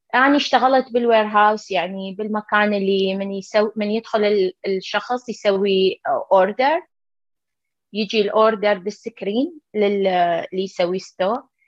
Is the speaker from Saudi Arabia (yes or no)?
no; Iraq; moved away as an adult; now in United States; احنا درسنا بالعراق